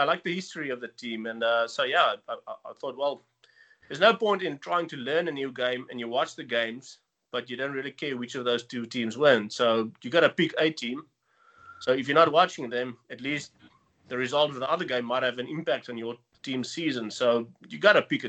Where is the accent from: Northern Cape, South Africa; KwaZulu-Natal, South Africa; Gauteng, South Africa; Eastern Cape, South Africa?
Northern Cape, South Africa; Fraserburg; moved away as an adult; also born or lived in Stellenbosch, South Africa; now in London, United Kingdom; It's a few hours drive from Cape Town, a little town called Fraserburg. And yeah, grew up there and university in Stellenbosch, and then I moved over to London for work